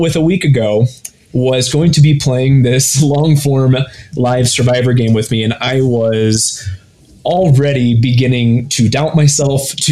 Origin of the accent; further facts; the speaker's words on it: Ohio, United States; I grew up in Ohio